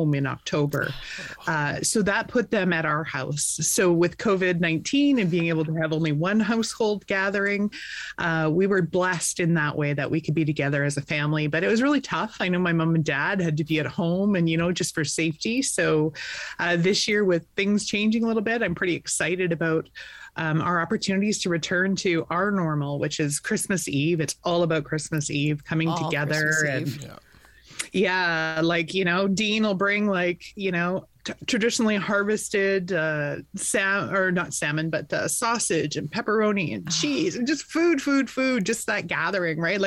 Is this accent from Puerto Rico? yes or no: no; Vernon, British Columbia, Canada; born and raised in Vernon